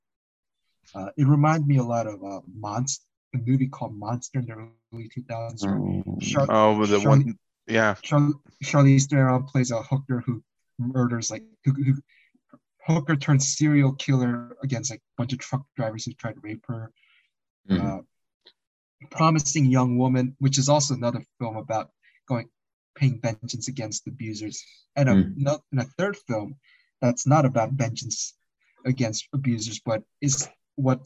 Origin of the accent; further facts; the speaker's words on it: South Korea; English is a second language; moved away; I was born in the Korea in the 80s